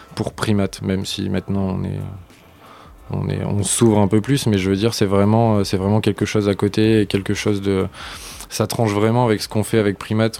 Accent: Lille, Hauts-de-France, France; now in Paris, France; on est de Lille

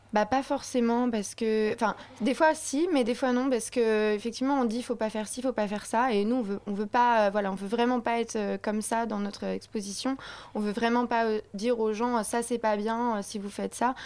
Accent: Paris, Île-de-France, France; nous, on est parisienne.

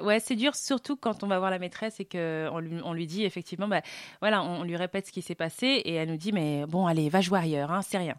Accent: Saint-Cloud, Île-de-France, France; je suis de Saint-Cloud

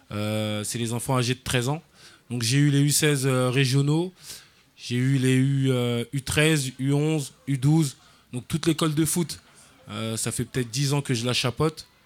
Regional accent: Clichy-sous-Bois, Île-de-France, France; also born or lived in Paris; j'ai 28 ans. Donc j'ai grandi à la Forestière je suis arrivé euh, sur Clichy-sous-Bois dans les années 94. Euh, donc, euh, je venais de Paris 18e.

